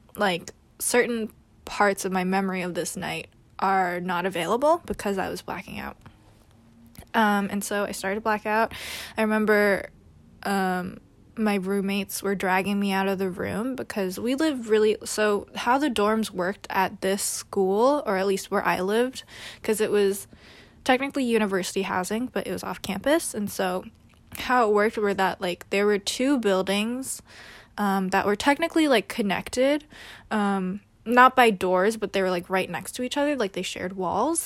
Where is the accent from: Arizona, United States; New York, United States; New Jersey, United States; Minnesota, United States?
New York, United States; New York City; also born or lived in California; I was born and raised in New York City